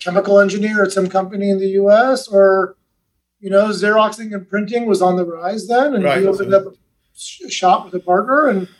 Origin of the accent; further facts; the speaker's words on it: Iran; also born or lived in Manchester, England; I mean, I was born in England, but we're from Iran. We lived in, I lived in Iran for 5 years.